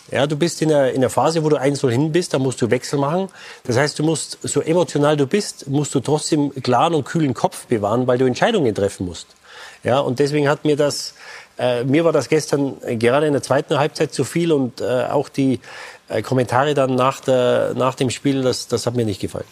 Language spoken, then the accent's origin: German; Germany; als Deutsche